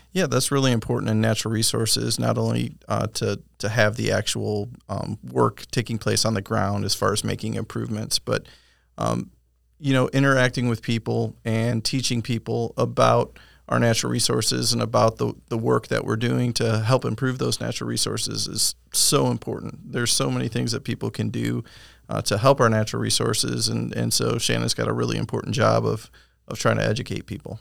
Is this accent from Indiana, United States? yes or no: no; Michigan, United States; moved away as an adult; now in Winter Haven, United States; was born and raised in Michigan